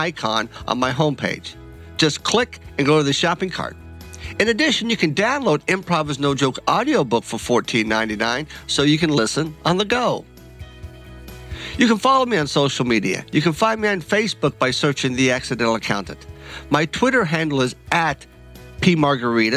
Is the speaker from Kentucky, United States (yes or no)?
yes; Kentucky, United States; I'm born and raised in Kentucky, and I'm a Kentucky bourbon snob